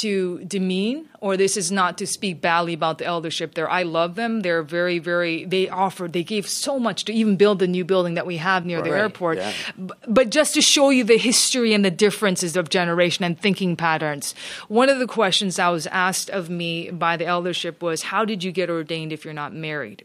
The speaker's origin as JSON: {"language": "English", "country": "Canada", "tie": "born or raised there", "also_born_or_lived": "Seoul, South Korea", "said": "I spoke Korean because I was born in Canada."}